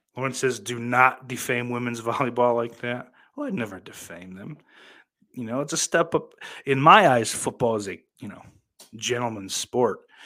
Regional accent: United States; I'm goddamn American

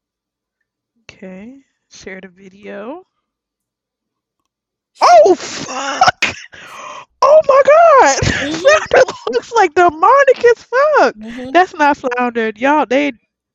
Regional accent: Florida, United States; I'm from Florida

